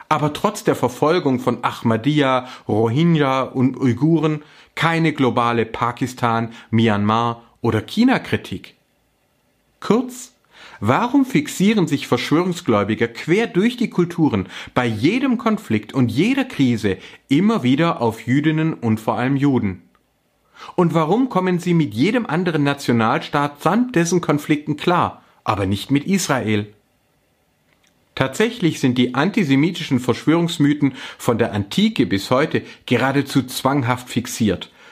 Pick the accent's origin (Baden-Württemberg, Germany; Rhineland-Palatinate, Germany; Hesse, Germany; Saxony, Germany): Baden-Württemberg, Germany; ich bin Schwabe mit ostdeutschen Wurzeln sowie Religionswissenschaftler.